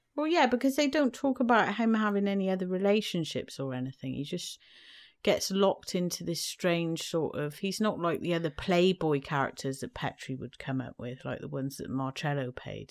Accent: United Kingdom; I grew up in Britain in the seventies

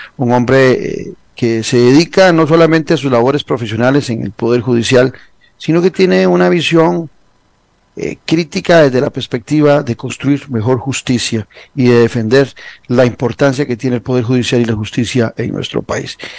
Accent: Costa Rica

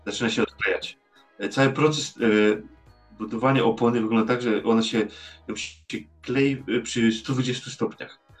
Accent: Poland; now in Netherlands; ja jestem Polakiem

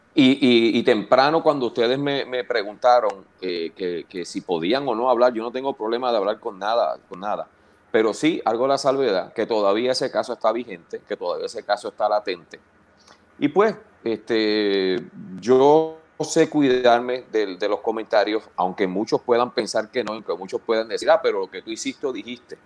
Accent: Canóvanas, Puerto Rico; also born or lived in Río Grande, Puerto Rico / Fajardo, Puerto Rico / Toa Alta?; O sea que técnicamente me crié en Canovana, entre Canovanas y Atorrey, aunque viví los primeros cuatro años de mi vida en Río Grande.

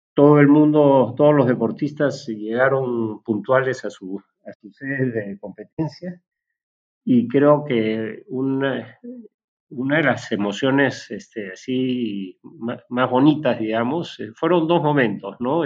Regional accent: Peru; nuestro país

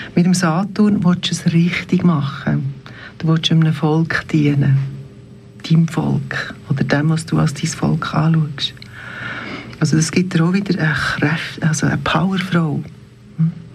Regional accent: Bernese Oberland, Switzerland; ich bin im Oberland aufgewachsen

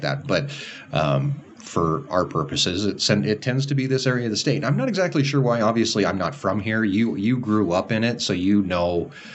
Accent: Montana, United States; also born or lived in Campbell County, Wyoming; now in Wyoming, United States; I was from Montana

